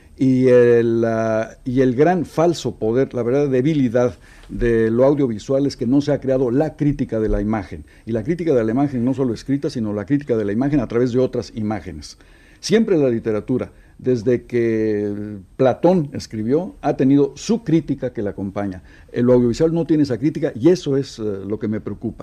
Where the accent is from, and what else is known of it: Mexico